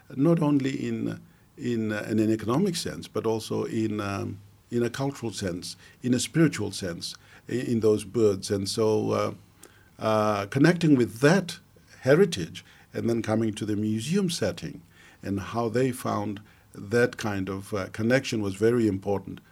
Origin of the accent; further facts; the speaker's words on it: Mount Hagen, Western Highlands, Papua New Guinea; also born or lived in Australia; growing up in the Highlands